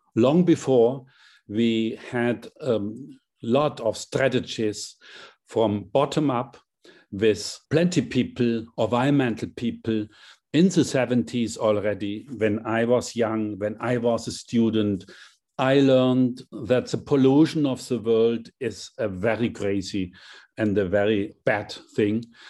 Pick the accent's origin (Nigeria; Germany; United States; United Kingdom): Germany; Hammelburg, Bavaria; my small hometown, seven thousand inhabitants in Hammelburg, a very small town